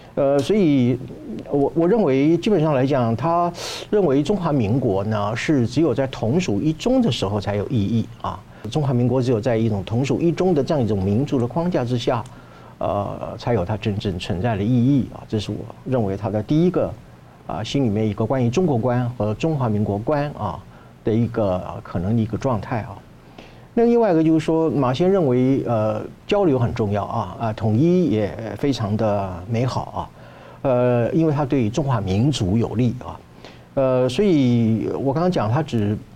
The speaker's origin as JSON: {"language": "Chinese", "country": "Taiwan", "said": "我们台湾人"}